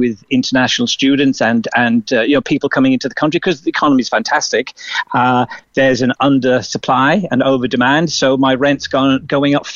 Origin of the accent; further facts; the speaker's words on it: Cork, Munster, Ireland; moved away as an adult; also born or lived in Douglas, Cork; now in Sydney, Australia; I went to school in Deer Park up at Friars Walk, all my secondary there